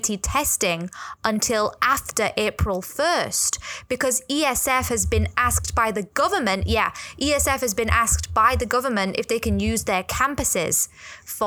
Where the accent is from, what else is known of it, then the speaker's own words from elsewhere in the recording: England, United Kingdom; now in Hong Kong; I'm white. I'm from England.